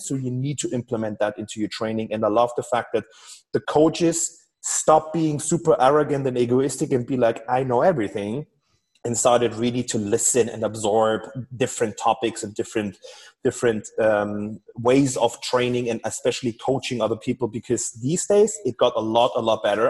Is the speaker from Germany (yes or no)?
yes; Germany; I'm from Germany